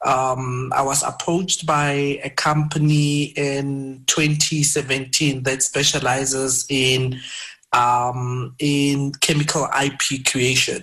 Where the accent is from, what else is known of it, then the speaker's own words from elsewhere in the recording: Brits, North West, South Africa; also born or lived in Cape Town; I grew up in Madinyane. It's a very small village in Brits, Northwest, and matriculated in a township next to Madinyane